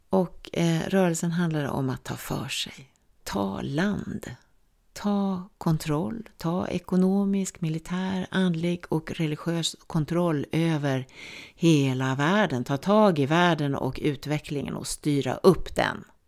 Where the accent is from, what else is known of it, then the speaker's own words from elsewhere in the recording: Sweden; jag är svensk